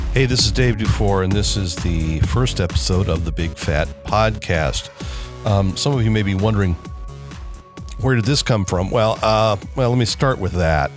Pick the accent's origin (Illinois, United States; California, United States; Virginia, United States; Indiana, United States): Indiana, United States; Elkhart; I grew up, I was born in Elkhart, Indiana. I still live in Elkhart, Indiana